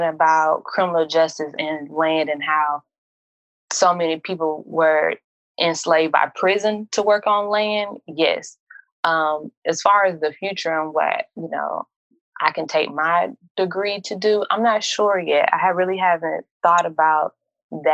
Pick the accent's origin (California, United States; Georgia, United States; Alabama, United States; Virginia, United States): Alabama, United States; Montgomery; I'm from Montgomery, but my family is from Tennessee and Kentucky.